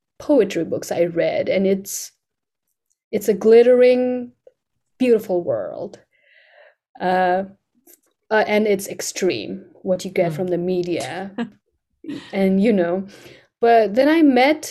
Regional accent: Kathmandu, Bagmati, Nepal; English is a second language; also born or lived in Nebraska; now in United States; in Nepal, when I was growing up, it was a royal family ruling

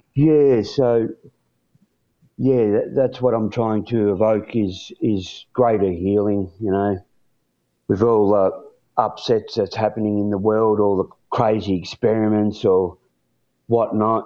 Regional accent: Warrnambool, Victoria, Australia; born and raised in a little country town called Warrnambool

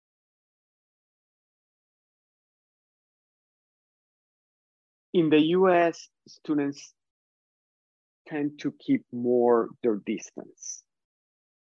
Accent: Colombia; English is a second language; moved away as an adult; also born or lived in Michigan, United States; now in United States; I am from Colombia, I'm from South America. I am Latinx. I have an accent. English is not my first language

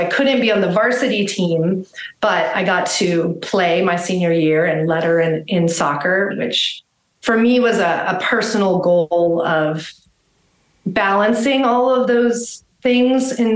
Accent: Los Angeles, California, United States; now in Austin, United States; I grew up in Los Angeles

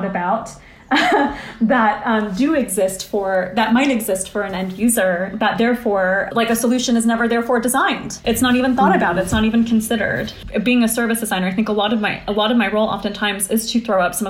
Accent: United States; I grew up in the States, but my family is from India.

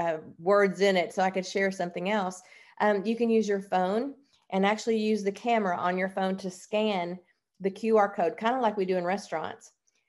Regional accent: Oklahoma, United States; born there; Well, I would like to let everyone know how proud I am to be from Tennessee. I'm born in Oklahoma, live in Tennessee.

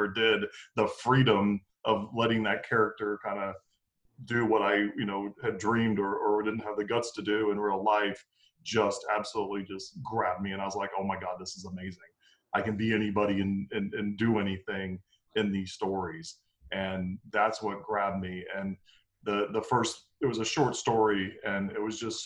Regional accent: Tampa, Florida, United States; I'm actually born and raised here in Tampa, Florida

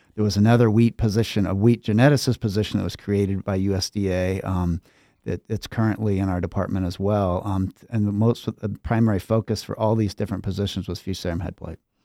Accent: Pullman, Washington, United States; moved away as an adult; now in Minnesota, United States; I grew up in Pullman, Washington

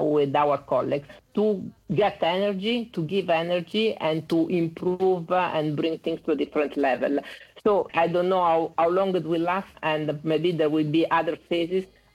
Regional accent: Italy; accent: Italian; English is a second language; I'm Italian, as you can see from my accent.

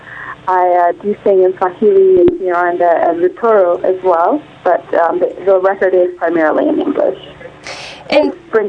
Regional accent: Champaign, Illinois, United States; moved away as an adult; also born or lived in Rwanda / Uganda / Zambia; now in New York City, United States; I'm originally from East Africa, Rwanda, Uganda specifically. But I grew up mostly in Illinois and a few years in Zambia as well. And I live in New York City.

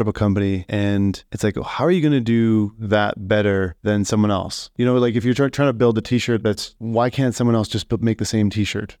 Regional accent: Saskatoon, Saskatchewan, Canada; my hometown

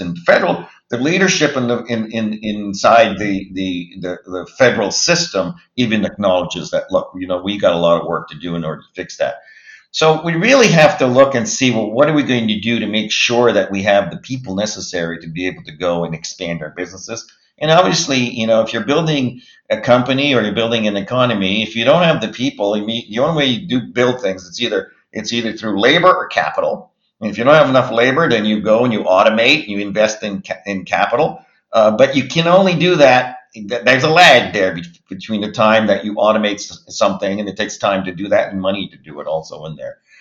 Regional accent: Halifax, Nova Scotia, Canada; also born or lived in Moncton, New Brunswick / Montreal, Quebec; I grew up in Halifax, Dartmouth, for all practical purposes

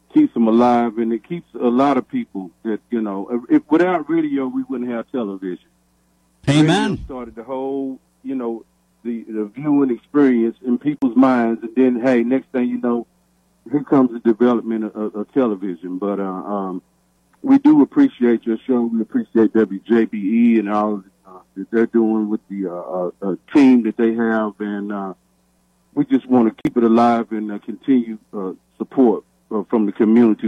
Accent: Knoxville, Tennessee, United States; growing up in Knoxville

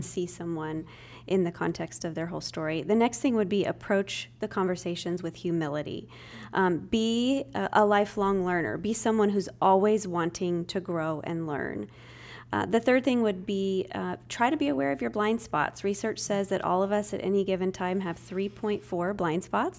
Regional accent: Spokane, Washington, United States; moved away as an adult; now in Tennessee, United States; I was born and raised in the Northwest, Spokane, Washington, but I've been here in Tennessee for about twenty years

